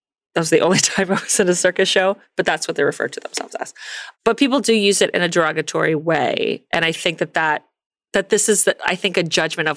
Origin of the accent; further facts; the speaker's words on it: Miami Beach, Florida, United States; moved away; also born or lived in New York City; I grew up in Miami fucking Beach and then I moved to New York City